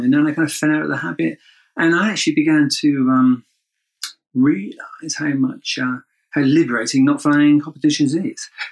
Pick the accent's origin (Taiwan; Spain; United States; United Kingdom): United Kingdom; I'm British, kind of used to bad weather